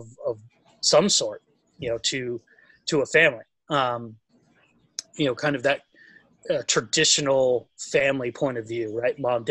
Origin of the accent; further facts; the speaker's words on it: Huntington Beach, California, United States; growing up in Huntington Beach